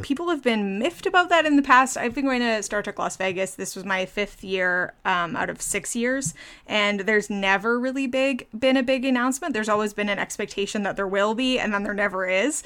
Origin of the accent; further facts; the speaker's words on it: Ottawa, Ontario, Canada; I'm from Ottawa